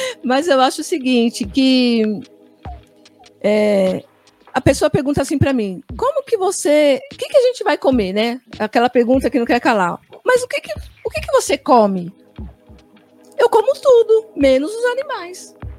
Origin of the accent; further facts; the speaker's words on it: Brazil; nós não somos africanos, somos brasileiros